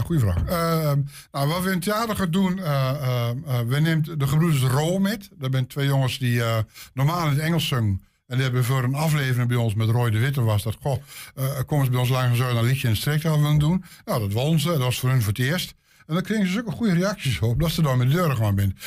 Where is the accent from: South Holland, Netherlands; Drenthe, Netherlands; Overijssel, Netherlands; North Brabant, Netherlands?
Overijssel, Netherlands; Rouveen; now in Zwolle, Netherlands; ik ben geboren en opgegroeid in Staphorst, Roveen.